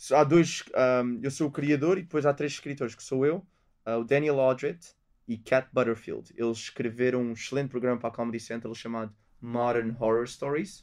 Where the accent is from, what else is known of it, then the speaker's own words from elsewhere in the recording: Portugal; moved away as an adult; also born or lived in London; isto é o meu país, isto é onde eu cresci